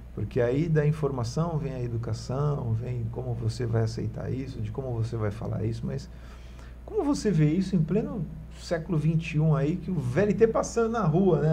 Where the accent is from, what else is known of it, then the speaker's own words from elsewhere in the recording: Santos, São Paulo, Brazil; Eu, eu fui criado né, no Marapé